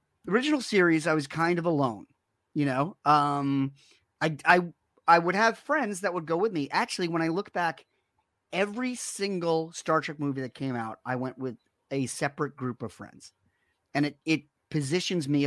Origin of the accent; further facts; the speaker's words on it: New York City, New York, United States; I grew up in Rockaway Beach